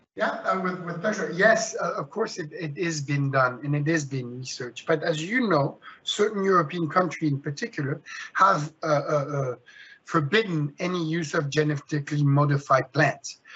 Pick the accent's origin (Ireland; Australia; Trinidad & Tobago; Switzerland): Switzerland; moved away; I was born and raised in Switzerland